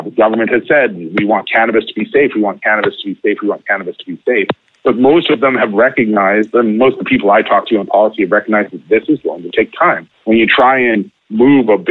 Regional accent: Vancouver, British Columbia, Canada; now in Vancouver Island, Canada; I grew up in Vancouver until I was 30, and now I'm 40.

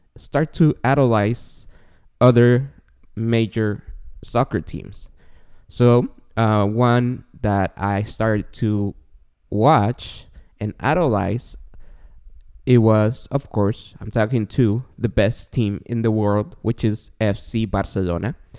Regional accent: Guatemala; also born or lived in San Gabriel Valley, California; now in Claremont, United States; I was born and raised in Guatemala

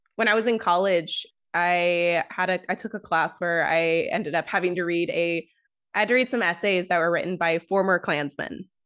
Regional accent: United States

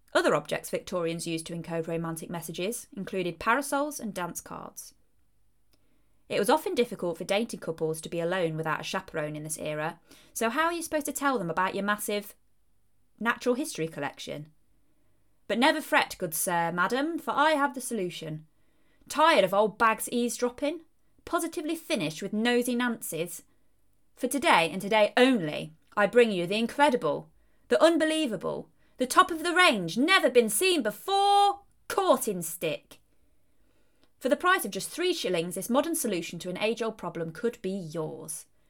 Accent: Leicestershire, East Midlands, United Kingdom; moved away; I originally hailed from Leicestershire if my accent hadn't already given it away.

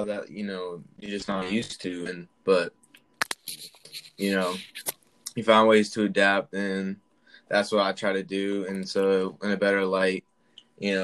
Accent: Charlotte, North Carolina, United States; I'm from Charlotte, North Carolina

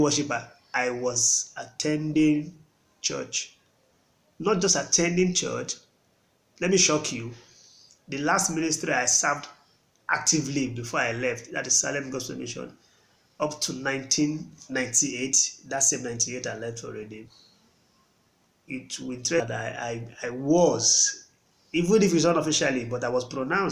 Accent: Port Harcourt, Rivers State, Nigeria; also born or lived in Jos, Plateau State; born in Plateau State but grew up in Port Harcourt, full time Port Harcourt boy.

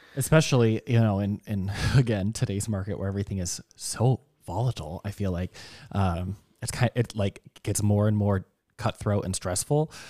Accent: Minnesota, United States; I'm still from Minnesota where fifty degrees is hot

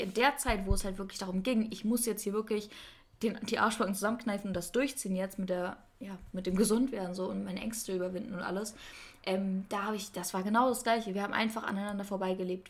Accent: Kiel, Schleswig-Holstein, Germany; moved away as an adult; now in Stuttgart, Germany; von, von Kiel so nach Stuttgart

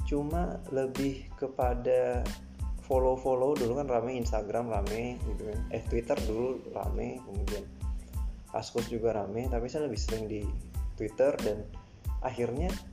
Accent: Sorong, Southwest Papua, Indonesia; saya ini adalah anak Papua lahir dan besar di sana walaupun orang tua bukan orang Papua asli sebenarnya jadi karena orang tua nikah dan ketemu di sana akhirnya ya saya juga lahir dan besar di sana

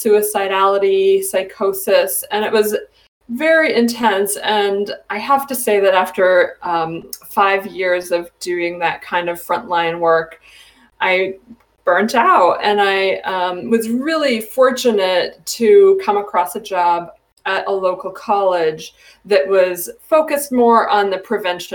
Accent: Canada; moved away as an adult; also born or lived in Ohio, United States; now in Northampton, United States; So I am originally from Canada. I moved to the United States to go to college

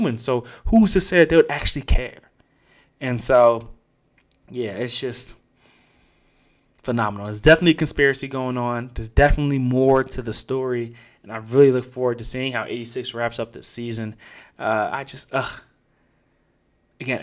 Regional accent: United States; as an American

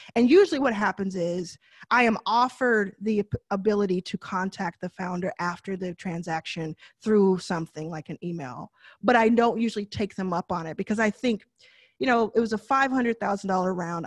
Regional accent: Texas, United States; I know I say deal kind of funny 'cause I'm from Texas

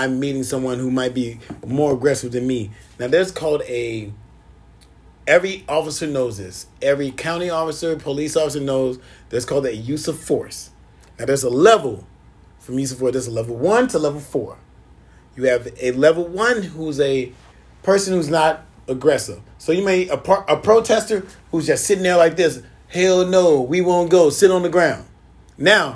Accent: Chicago, Illinois, United States; I'm from Chicago

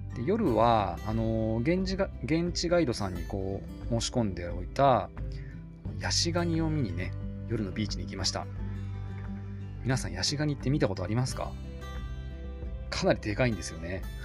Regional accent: Kanagawa, Japan; 僕はあの神奈川で生まれて育って

